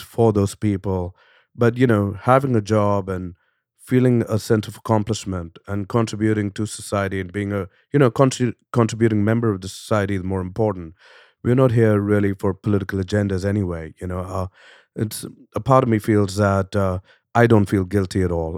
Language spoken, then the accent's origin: English; India; now in United States; I come from India